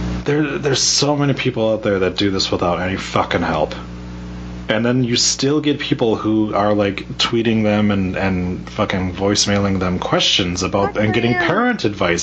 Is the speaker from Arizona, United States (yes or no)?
yes; Phoenix, Arizona, United States; born there; No, I was born in Phoenix.